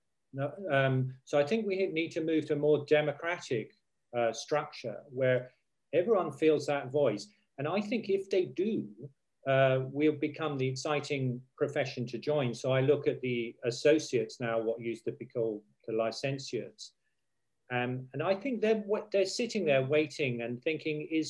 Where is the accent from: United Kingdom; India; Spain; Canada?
United Kingdom; us as the British